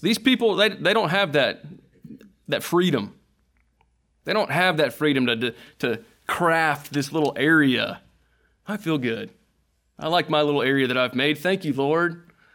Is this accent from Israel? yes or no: no; United States; being an American, being a Christian in America